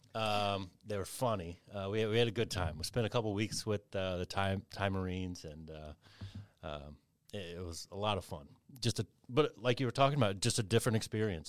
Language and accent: English; Kentucky, United States; moved away; I grew up in Kentucky